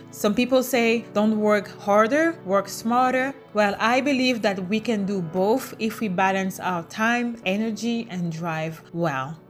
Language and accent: English; Canada; I am Canadian. I live in Canada. I am a Canadian citizen